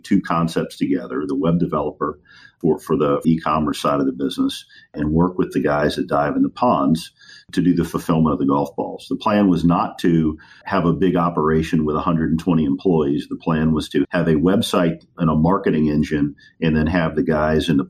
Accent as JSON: {"language": "English", "town": "Lafayette", "region": "Louisiana", "country": "United States", "tie": "born or raised there", "also_born_or_lived": "Washington, D.C. / New Orleans", "said": "I kind of grew up in Louisiana. I can certainly consider Louisiana my home"}